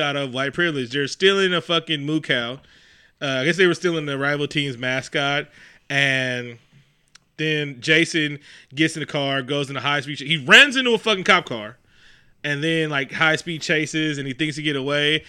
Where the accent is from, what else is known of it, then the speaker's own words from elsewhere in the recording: Oakland, California, United States; I'm from East Oakland